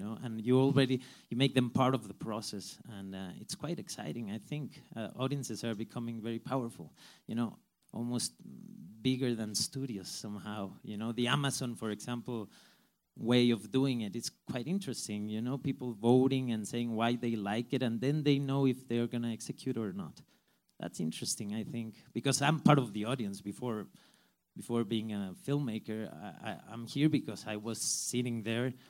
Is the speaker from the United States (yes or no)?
no; Mexico; I come from Mexico, where we don't have a studio system